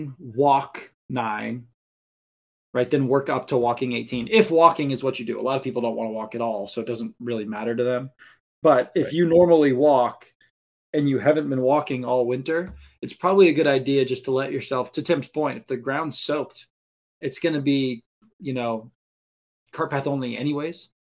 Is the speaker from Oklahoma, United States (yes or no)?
no; Maine, United States; Listen, you're preaching to the choir here. I mean, I grew up in Maine.